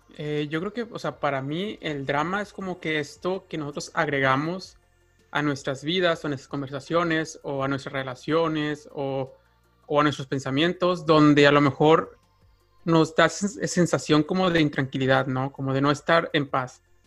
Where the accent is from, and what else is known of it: Mexico